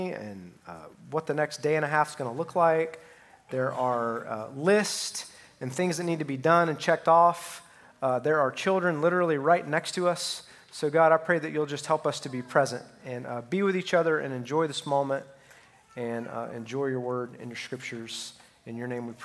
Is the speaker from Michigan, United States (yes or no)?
no; Alabama, United States; So just to let you know where I'm from Alabama